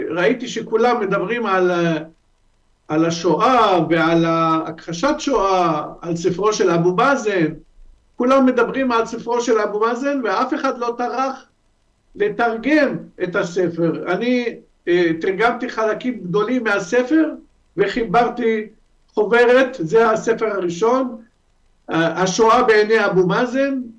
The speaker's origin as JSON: {"language": "Hebrew", "country": "Lebanon", "tie": "born or raised there", "also_born_or_lived": "Syria", "moved": "as an adult", "lives_now": "Israel", "said": "אני יליד לבנון, אה, חבר הקהילה היהודית בלבנון בזמנו, ועלית ארצה בשנת 95, מאז אני בישראל, משנת 95"}